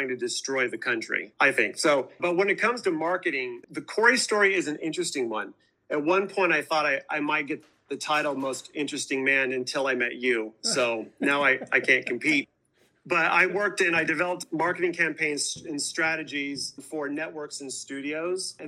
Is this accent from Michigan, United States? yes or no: no; Washington, United States; also born or lived in Los Angeles area; I was born and raised in Washington State in farm country